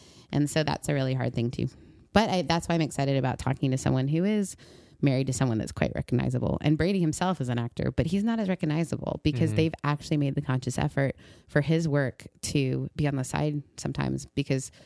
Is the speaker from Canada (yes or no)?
yes; Canada; moved away; also born or lived in Mississippi; growing up in Canada